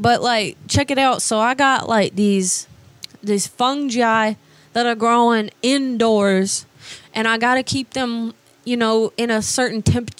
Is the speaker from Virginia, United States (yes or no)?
no; Georgia, United States; Well, I grew up in Georgia, actually, but I just moved down here not that long ago